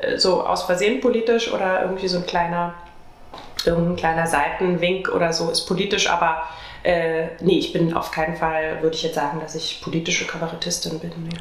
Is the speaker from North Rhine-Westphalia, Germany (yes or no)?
no; Brandenburg, Germany; Also ich bin ja eigentlich Brandenburgerin